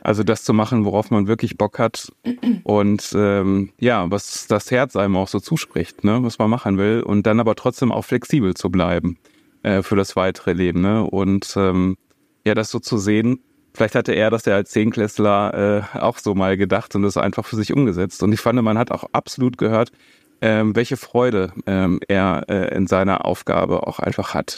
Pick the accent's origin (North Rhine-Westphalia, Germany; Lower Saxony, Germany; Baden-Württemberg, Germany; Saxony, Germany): North Rhine-Westphalia, Germany; Paderborn; bin dann äh, in meiner Heimat in Paderborn äh, ins Priesterseminar dann eingetreten